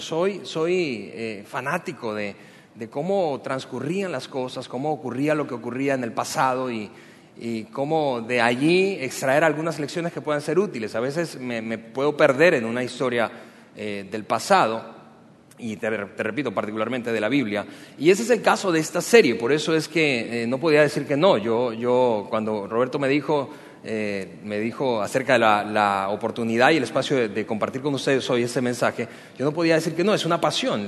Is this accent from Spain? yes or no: no; Venezuela; now in Mexico; También soy venezolano